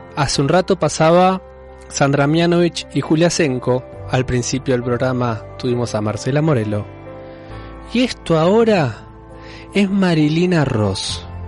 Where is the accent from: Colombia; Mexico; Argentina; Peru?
Argentina; nuestra Argentina